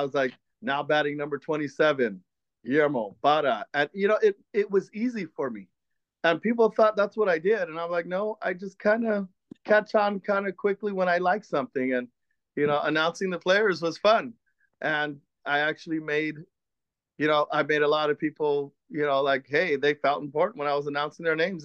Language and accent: English; San Gabriel Valley, California, United States; also born or lived in East Los Angeles, California / Boyle Heights, Los Angeles; I was born in East L A, as a matter of fact, in Boyer Heights, um, brought up in Almani, California